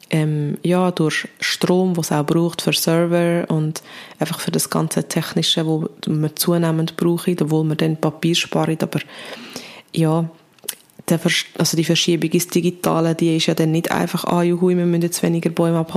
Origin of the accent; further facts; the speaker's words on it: Switzerland; wie gross im Vergleich ist der Emissionsausstoß von uns als Schweizer Bevölkerung